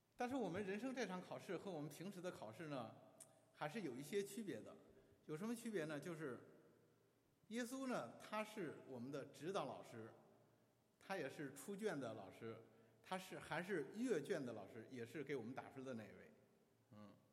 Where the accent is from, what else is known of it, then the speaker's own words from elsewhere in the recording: China; 在我们中国人的观念当中